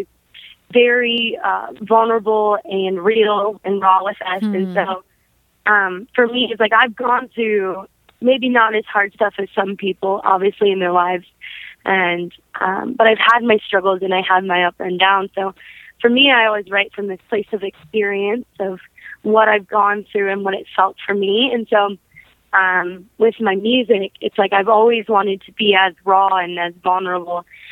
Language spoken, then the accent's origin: English; Brown City, Michigan, United States; also born or lived in Detroit, Michigan; after we lived in Detroit, my family and I moved to a little place called Brown City, Michigan